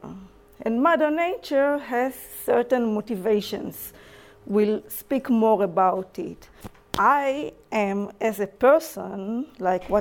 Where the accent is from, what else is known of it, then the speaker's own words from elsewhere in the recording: Israel; English is a second language; moved away as an adult; now in New Zealand; I'm from Israel, as you can hear in my accent.